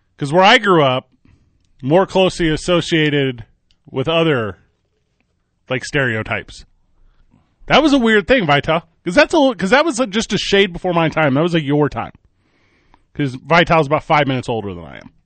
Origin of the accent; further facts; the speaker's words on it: Midwest, United States; Me and Mike Vitale, both born and raised in the Midwest